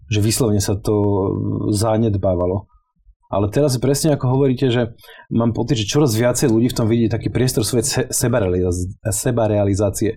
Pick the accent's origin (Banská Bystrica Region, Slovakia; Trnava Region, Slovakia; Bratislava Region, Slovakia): Bratislava Region, Slovakia; Bratislava; Z Bratislavy, ja som sa tu narodil a celý život som tu žil